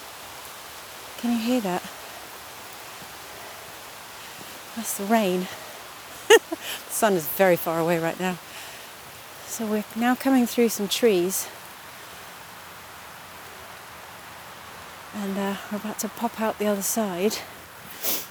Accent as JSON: {"language": "English", "country": "Trinidad & Tobago", "tie": "born or raised there", "moved": "yes", "said": "I actually grew up in the Caribbean. I grew up in Trinidad and Tobago in the Caribbean."}